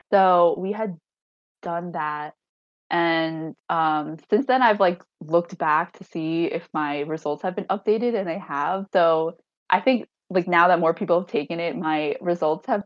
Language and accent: English; Hangzhou, Zhejiang, China; Um, I'm from Hangzhou, and then she was adopted from Zhujiang, China.